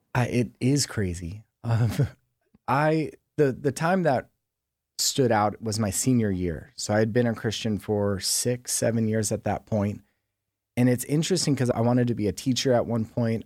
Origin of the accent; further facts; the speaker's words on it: San Diego, California, United States; also born or lived in Sicily (ancestry); I grew up here in San Diego, um, El Cajon and Santee